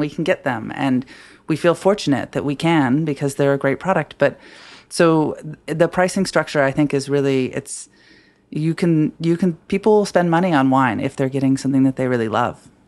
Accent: Washington, United States; now in Brooklyn, United States; I'm from Washington State

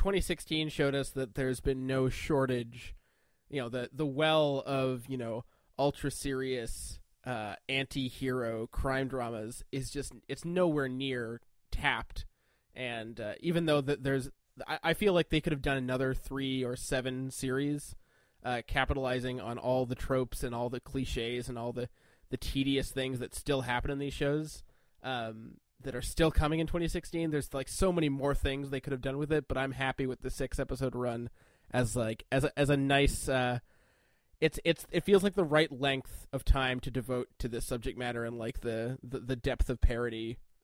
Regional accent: Canada; I'm Canadian.

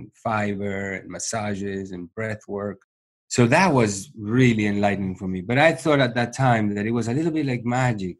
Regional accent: Uruguay; moved away as an adult; also born or lived in New York / India; I was born in Uruguay.

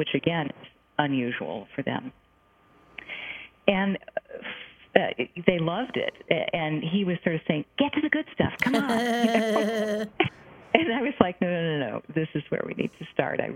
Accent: United States; I'm an American Jewish person who would be teaching Tibetan Buddhist practice to Taiwanese people

